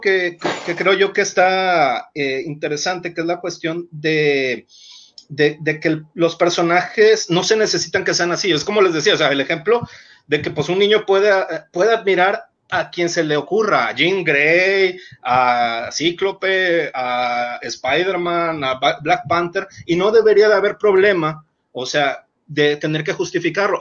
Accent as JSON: {"language": "Spanish", "country": "Mexico", "said": "yo soy de México, o sea, yo vivo allá, no vivo aquí"}